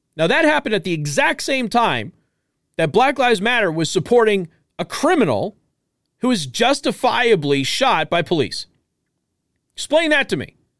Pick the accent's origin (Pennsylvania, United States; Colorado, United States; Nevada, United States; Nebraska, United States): Nevada, United States; Las Vegas; originally from Las Vegas, my hometown